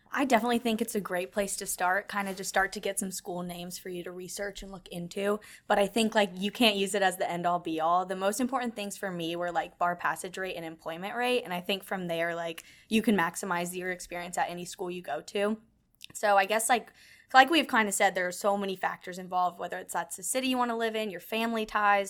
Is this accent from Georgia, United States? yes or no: yes; Atlanta, Georgia, United States; now in Houston, United States; I'm from Atlanta